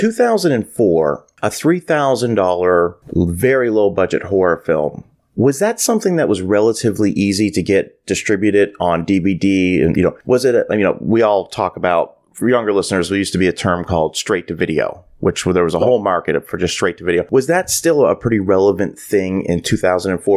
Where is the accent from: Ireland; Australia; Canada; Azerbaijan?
Canada; growing up in Canada